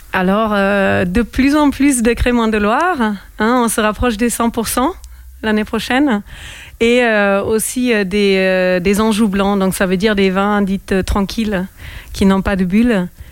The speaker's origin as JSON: {"language": "French", "country": "Germany", "tie": "born or raised there", "moved": "yes", "lives_now": "France", "said": "j'ai grandi en Allemagne."}